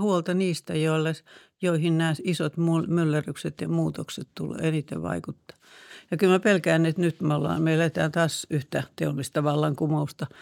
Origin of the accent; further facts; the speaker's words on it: Karkkila, Uusimaa, Finland; oli lukiossa mun kanssa Karkkilassa – kun on maalta kotoisin se Karkkilan ympäristö